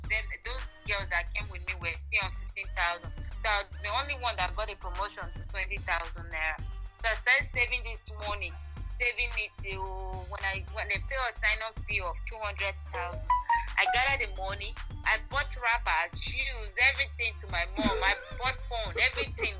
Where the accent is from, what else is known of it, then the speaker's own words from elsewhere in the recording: Benue, Nigeria; I'm Tiv. I'm from Benese.